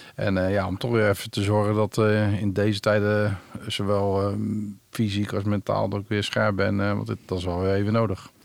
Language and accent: Dutch; Rotterdam, South Holland, Netherlands; ik ben op Rotterdam-Zuid geboren.